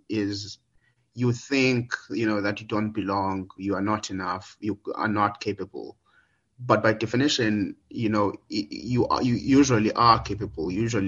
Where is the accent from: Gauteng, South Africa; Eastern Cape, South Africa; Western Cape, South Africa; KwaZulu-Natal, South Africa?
Eastern Cape, South Africa; Willowvale; also born or lived in Idutywa; I'm from the Willowvale, Gatyan, but there's a town maybe just about an hour away from that. So that's where I spent most of my, that's where I grew up basically, from grade 3 to grade 9.